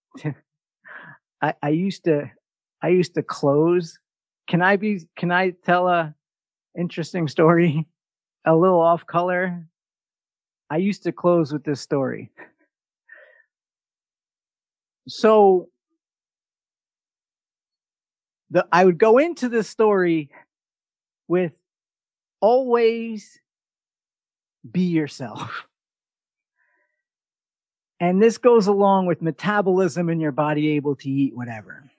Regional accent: New York, United States; from New York

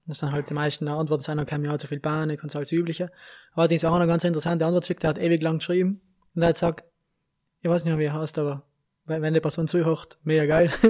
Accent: Brixen, Trentino-Alto Adige, Italy; Ich bin oder? von Brixen

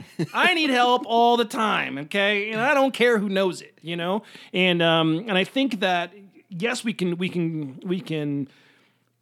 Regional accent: Chicago, Illinois, United States; moved away as an adult; now in Denver, United States; Chicago, for me, I grew up in the suburbs

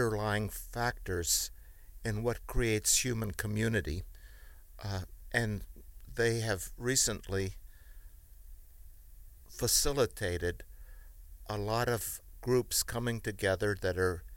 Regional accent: Kentucky, United States; also born or lived in Europe / Cleveland, Ohio / Memphis / Houston; now in Chicago, United States; Originally, I was born in Europe but raised in Kentucky

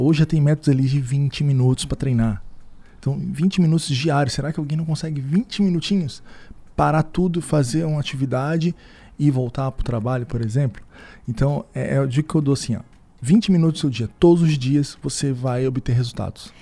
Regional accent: Rio de Janeiro, Brazil; moved away as an adult; now in Criciúma, Brazil; sou do Rio de Janeiro

